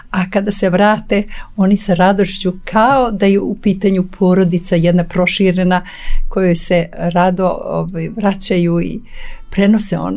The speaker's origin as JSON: {"language": "Croatian", "country": "Serbia"}